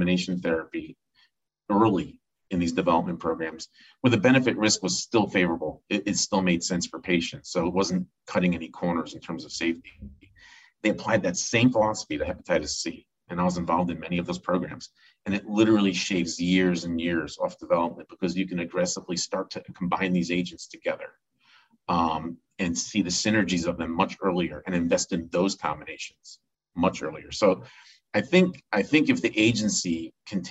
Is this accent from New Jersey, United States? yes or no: yes; New Jersey, United States; now in Pittsburgh, United States; Growing up in New Jersey, as a third grader